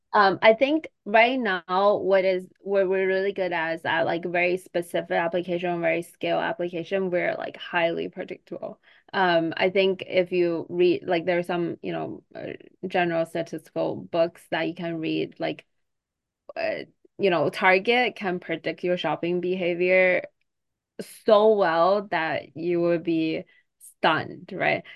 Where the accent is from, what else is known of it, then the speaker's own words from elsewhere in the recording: China; I'm from China